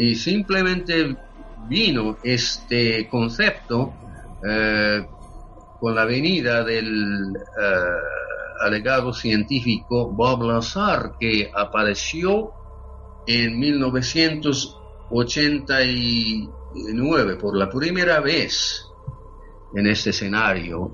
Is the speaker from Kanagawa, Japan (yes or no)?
yes; Yokohama, Kanagawa, Japan; Spanish is a second language; moved away as an adult; now in United States; nací y crecí en Japón, en la ciudad de Yokohama, en Japón